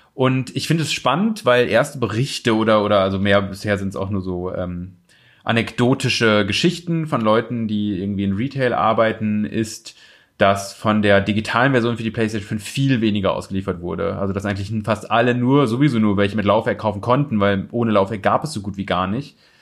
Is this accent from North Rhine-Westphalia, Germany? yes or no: no; Osnabrück, Lower Saxony, Germany; moved away; da wo ich herkomme aus Osnabrück